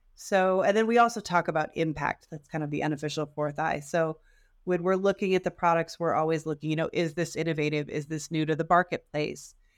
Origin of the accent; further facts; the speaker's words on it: Detroit, Michigan, United States; I am also from the Detroit area